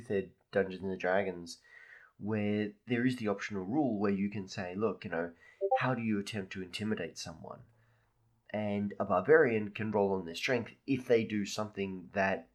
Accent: Australia; being an Australian

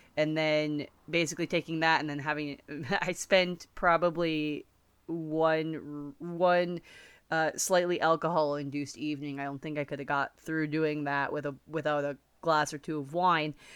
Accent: United States; I'm American

